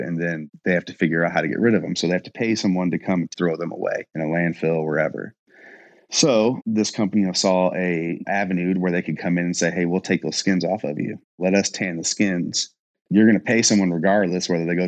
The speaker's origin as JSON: {"language": "English", "town": "Louisville", "region": "Kentucky", "country": "United States", "also_born_or_lived": "Indiana", "said": "I am from Louisville, Kentucky. I lived on the Indiana side and kind of traveled back and forth"}